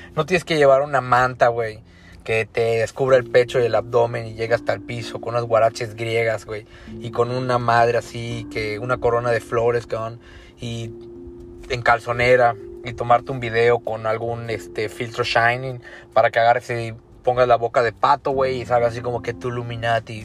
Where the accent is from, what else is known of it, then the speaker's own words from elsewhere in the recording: Mexico; yo soy mexicano y he venido a Tulum desde antes que conocieras que existe México